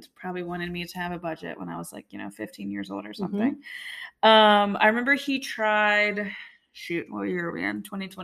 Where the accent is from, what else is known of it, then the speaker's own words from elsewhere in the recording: Baton Rouge, Louisiana, United States; moved away as an adult; also born or lived in Monroe, Louisiana / Austin, Texas; now in Nashville, United States; I am from South Louisiana. I grew up in right outside of Baton Rouge